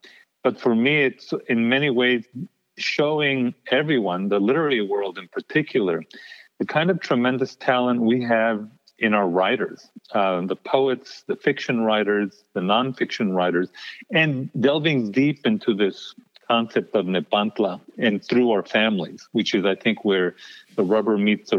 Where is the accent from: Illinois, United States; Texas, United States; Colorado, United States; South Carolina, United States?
Texas, United States; El Paso; moved away; coming from the border, but also keeping some of the old values that my parents taught me. So this living in between, this borderland existence, that, by the way, stays with you even once you leave El Paso